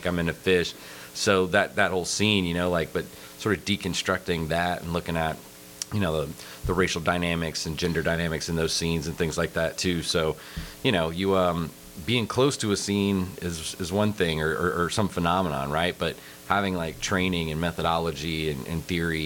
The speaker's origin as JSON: {"language": "English", "region": "South Carolina", "country": "United States", "also_born_or_lived": "Blacksburg, Virginia", "moved": "as an adult", "said": "I'm originally from South Carolina."}